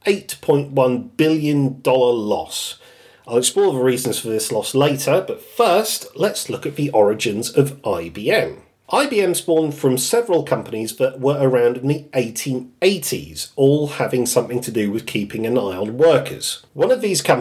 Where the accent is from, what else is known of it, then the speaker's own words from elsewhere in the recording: United Kingdom; I'm British